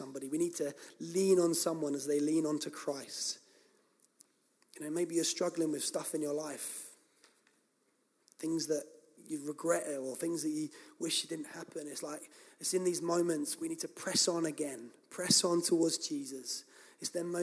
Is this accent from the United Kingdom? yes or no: yes; England, United Kingdom; we're English